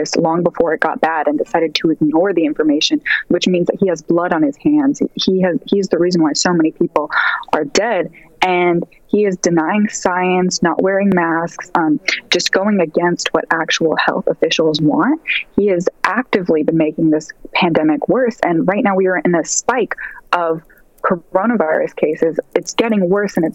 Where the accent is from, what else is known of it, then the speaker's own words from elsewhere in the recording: Seattle, Washington, United States; moved away as an adult; now in New York, United States; I'm studying in college in New York, but I'm from Seattle. I've lived in Seattle since I was 2 years old